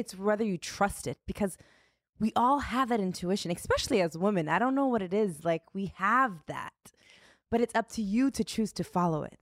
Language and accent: English; United States; being an American, living in America